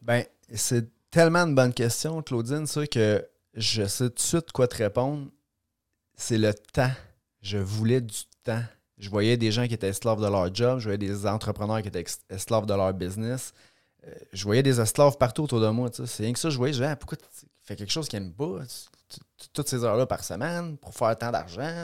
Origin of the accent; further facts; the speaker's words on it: Trois-Rivières, Quebec, Canada; je suis né dans la belle région de la Mauricie j'ai grandi à Trois-Rivières